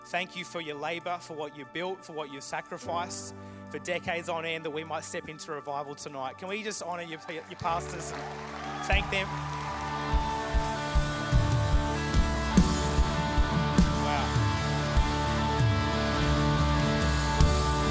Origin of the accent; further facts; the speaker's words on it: Murray Bridge, South Australia, Australia; also born or lived in Adelaide; Grew up actually in a country town called Murray Bridge, which is about an hour and a half out of Adelaide.